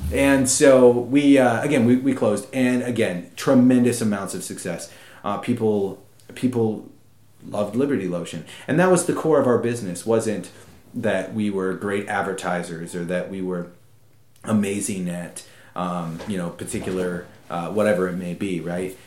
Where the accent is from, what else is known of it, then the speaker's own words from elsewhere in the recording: United States; as an American